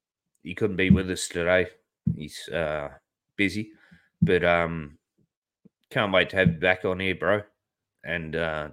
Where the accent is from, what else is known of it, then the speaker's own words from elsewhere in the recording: Australia; because I'm Aussie.